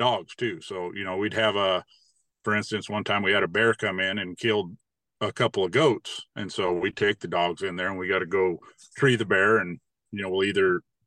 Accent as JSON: {"language": "English", "town": "Durango", "region": "Colorado", "country": "United States", "tie": "born or raised there", "said": "I grew up in Durango."}